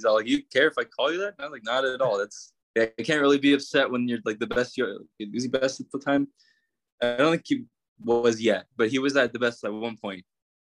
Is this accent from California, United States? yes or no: yes; California, United States; Not from Arizona, by the way. For some reason, people think I'm from Arizona. I'm not. I'm from California.